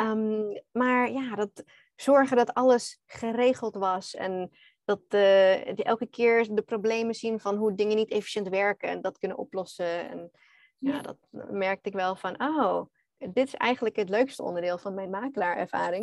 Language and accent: Dutch; Australia; Dutch is a second language; moved away as an adult; also born or lived in Netherlands; now in Bali, Indonesia; Nederlands is niet mijn eerste taal. Ik ben eigenlijk Australisch